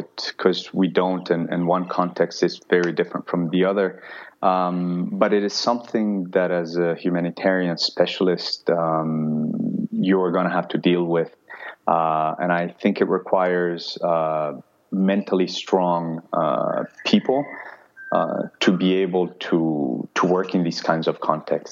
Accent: Cali, Valle del Cauca, Colombia; moved away; I'm originally from Colombia, so growing up in Colombia

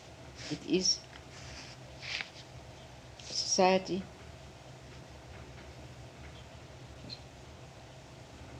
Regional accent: Vienna, Austria; also born or lived in America; now in United States; We were Austrians, but there's very great difference between other children in Vienna and this kind of children

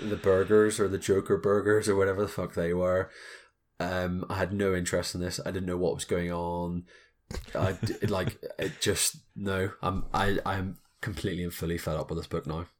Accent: Belfast, Northern Ireland, United Kingdom; we're two folks from Belfast

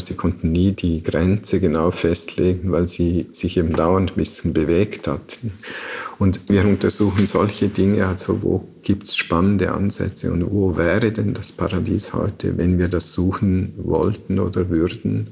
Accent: Liechtenstein; aufgewachsen in Liechtenstein, da war im Sommer die Wanderung am Wochenende Bestandteil des familiären Lebens

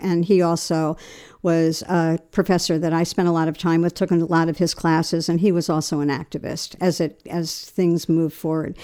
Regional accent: Long Island, New York, United States; moved away as an adult; also born or lived in Kent, Ohio; I had come from New York. I grew up in Long Island, and I was pretty sheltered

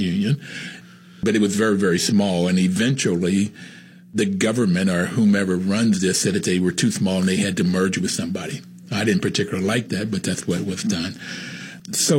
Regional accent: the South, United States; being African American, growing up in the South

